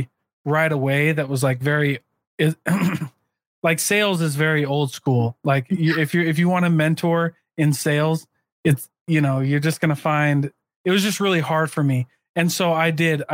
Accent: Iowa, United States; I'm literally from Iowa, the poorest county in Iowa. We weren't given anything.

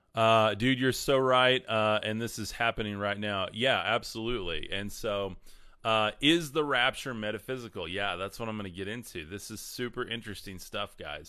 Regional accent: West Texas, United States; I'm from West Texas

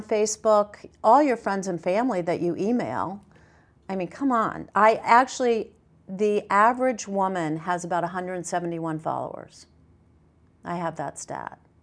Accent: the South, United States; I grew up in the South

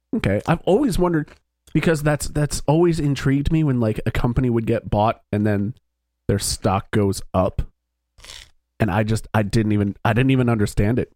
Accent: East Coast of the United States, United States; now in Philadelphia, United States; we all grew up on the East Coast of the United States

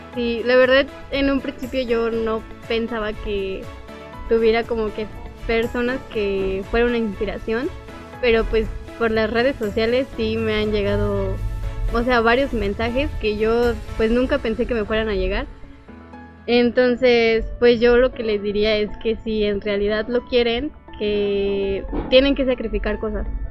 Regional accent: Guanajuato, Mexico; now in Puebla, Mexico; ahorita somos cuatro guanajuatenses que estamos en Puebla

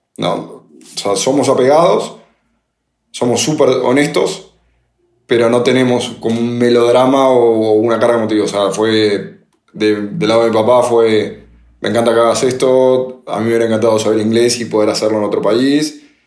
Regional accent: Buenos Aires, Argentina; moved away; en Buenos Aires, yo soy de ahí

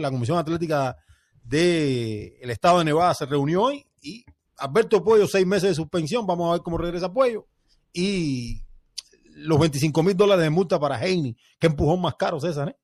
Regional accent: Cuba; a mí como cubano

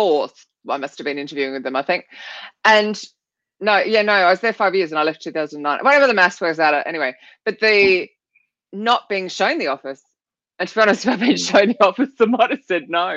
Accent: Australia; I'm Australian

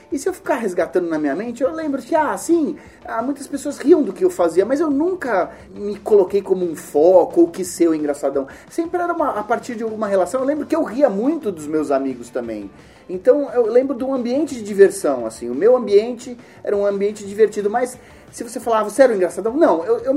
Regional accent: São Paulo, Brazil; Eu sou da ZL, sou da ZL do Belém e trabalhei e vivi muitos anos na cidade patriarca, Vila Ocuné, que é um pouquinho mais para dentro da Zona Leste.

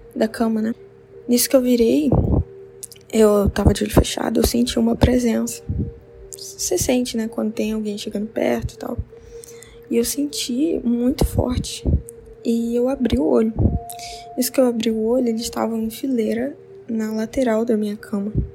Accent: interior of Rondônia, Brazil; Eu sou do interior de Rondônia

